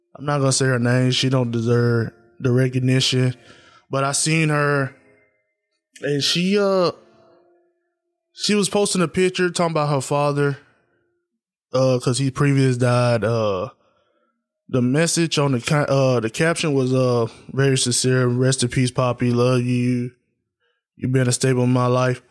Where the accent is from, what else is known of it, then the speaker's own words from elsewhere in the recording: Tennessee, United States; I'm from Tennessee